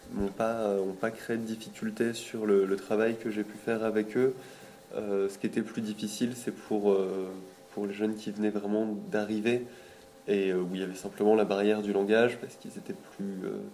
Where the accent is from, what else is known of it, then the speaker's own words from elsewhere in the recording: Lille, Hauts-de-France, France; je viens de Lille